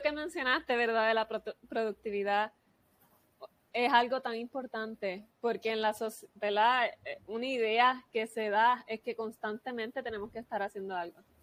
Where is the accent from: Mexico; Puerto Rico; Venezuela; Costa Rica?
Puerto Rico; yo soy de Puerto Rico